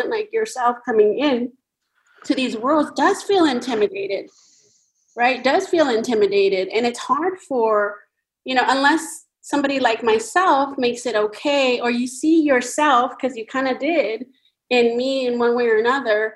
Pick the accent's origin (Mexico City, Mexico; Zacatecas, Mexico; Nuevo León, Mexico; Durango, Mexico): Zacatecas, Mexico; moved away; we're both Mexicans from Zacatecas